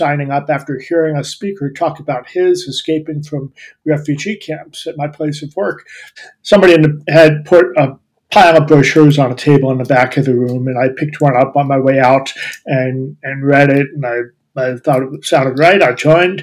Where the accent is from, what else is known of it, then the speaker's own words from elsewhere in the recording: Columbus, Ohio, United States; I'm from Ohio. I grew up in Columbus. That's where I live now.